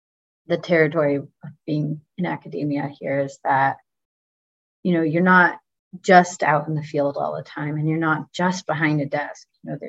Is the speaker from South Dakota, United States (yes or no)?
no; Texas, United States; I'm from Texas. So of course my family's always asking, are you carrying a gun out there?